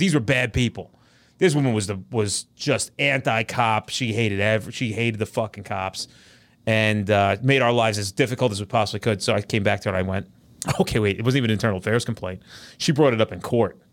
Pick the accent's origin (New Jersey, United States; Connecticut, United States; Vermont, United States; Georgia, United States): New Jersey, United States; we're all from Jersey